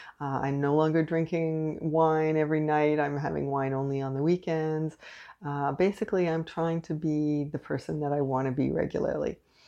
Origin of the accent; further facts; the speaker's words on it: Canada; I am unapologetically Canadian.